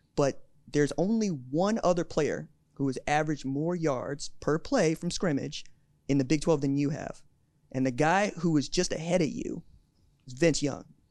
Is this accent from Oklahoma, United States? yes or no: yes; Tulsa, Oklahoma, United States; I'm from Tulsa.